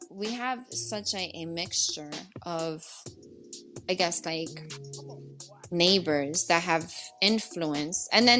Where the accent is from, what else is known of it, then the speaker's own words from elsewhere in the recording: Puerto Rico; Because we're not we like from New York, we're from Puerto Rico. It's this real weird blend, and we've mixed with so many other cultures.